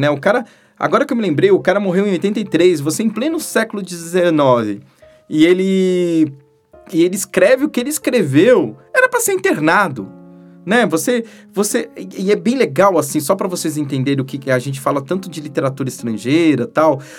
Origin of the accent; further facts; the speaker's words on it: Brazil; Eu sou muito brasileiro